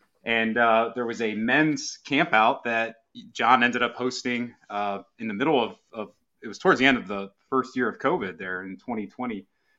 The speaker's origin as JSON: {"language": "English", "town": "Lorain", "region": "Ohio", "country": "United States", "tie": "born or raised there", "lives_now": "Columbus, United States", "said": "So I grew up in Lorain, Ohio, and moved down to the Columbus, Ohio area in 2006. So grew up in a pretty devout Catholic family. We attended a predominantly Hispanic parish growing up."}